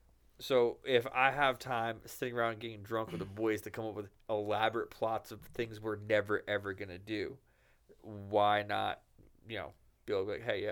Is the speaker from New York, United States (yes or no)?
yes; New York, United States; moved away; I come from New York